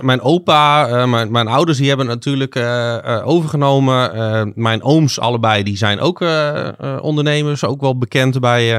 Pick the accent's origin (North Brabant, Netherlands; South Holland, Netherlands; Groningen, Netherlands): Groningen, Netherlands; also born or lived in Zuidlaren / Tynaarlo; 35 jaar, opgegroeid hier in Groningen.